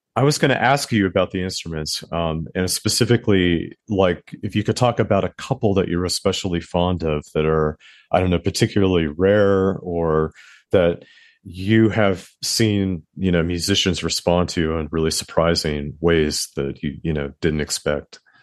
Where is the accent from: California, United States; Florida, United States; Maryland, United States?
California, United States; Southern; now in New York, United States; I live in New York and, and, but I'm from the West Coast.